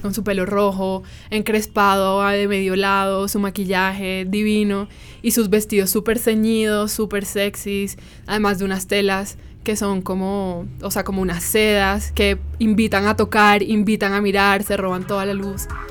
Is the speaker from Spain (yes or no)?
no; Cartagena, Bolívar, Colombia; tú y yo somos cartageneras.